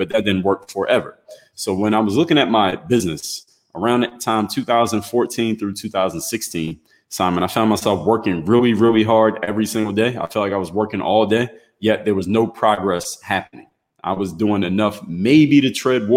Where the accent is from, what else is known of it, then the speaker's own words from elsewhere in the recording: Philadelphia, Pennsylvania, United States; now in Miami, United States; I'm originally from Philadelphia, Pennsylvania